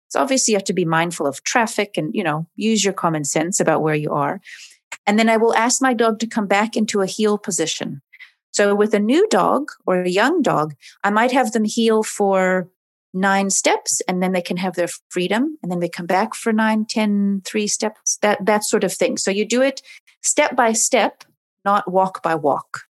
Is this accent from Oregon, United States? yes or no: yes; Oregon, United States; moved away as an adult; now in Cape Town, South Africa; I'm originally from Oregon